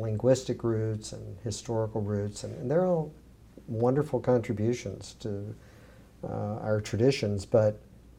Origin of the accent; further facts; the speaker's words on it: the South, United States; where I grew up in the South